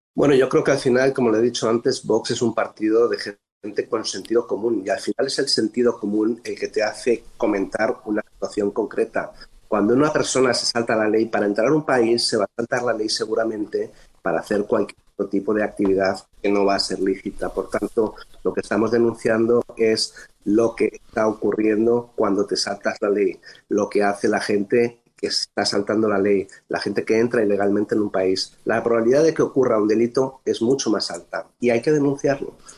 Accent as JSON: {"language": "Spanish", "country": "Spain", "moved": "as an adult", "lives_now": "Bethesda, United States", "said": "Soy un español que decidió venir por voluntad propia a trabajar a los Estados Unidos"}